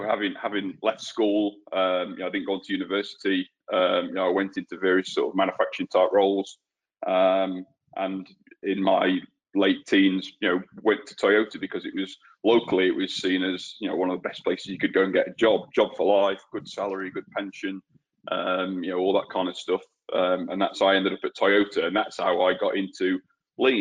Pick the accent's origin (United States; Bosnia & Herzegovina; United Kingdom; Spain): United Kingdom; Peak District, north of England; moved away as an adult; also born or lived in New Zealand; now in Australia; I was born and raised in England. And I actually I grew up in a small village in the north of England, on the edge of an area that they call the Peak District